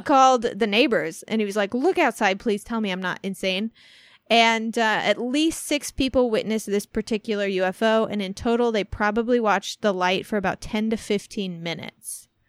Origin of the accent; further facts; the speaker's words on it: Centralia, Illinois, United States; moved away; my hometown, Centralia